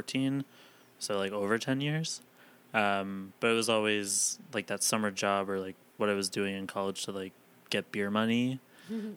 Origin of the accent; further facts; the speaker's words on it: Boston, Massachusetts, United States; moved away as an adult; also born or lived in Cape Cod; now in Los Angeles, United States; I was bartending back east before I moved out here. I'm from Boston and Cape Cod